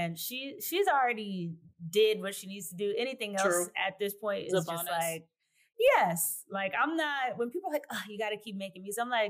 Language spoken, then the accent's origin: English; New Jersey, United States; also born or lived in Maryland; so I was raised in South Jersey and my town is a Philadelphia suburb. Mm-hmm. My dad was born in Philly. I have a lot of family from Philly. And then my mom is from Maryland. It's actually where I was born as well.